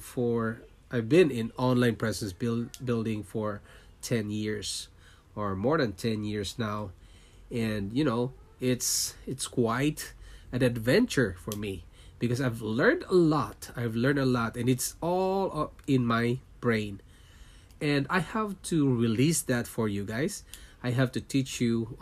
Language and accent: English; Philippines; moved away as an adult; also born or lived in Singapore; now in Toronto, Canada; I was born in Philippines. I'm a Filipino and I worked in Singapore for 5 years, leaving my family behind in Philippines.